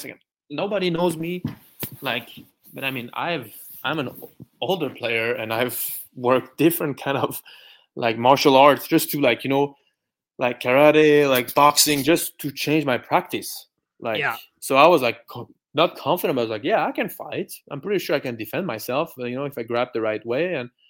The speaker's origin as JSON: {"language": "English", "country": "France", "second_language": "English", "said": "And I don't care. Like, I'm from France."}